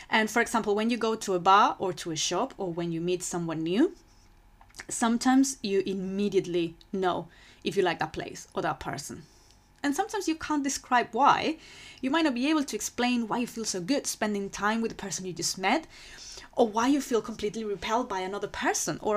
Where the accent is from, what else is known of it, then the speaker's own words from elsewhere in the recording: Spain; English is a second language; moved away as an adult; now in London, United Kingdom; So I moved to London from Spain because I fell in love with, with that city.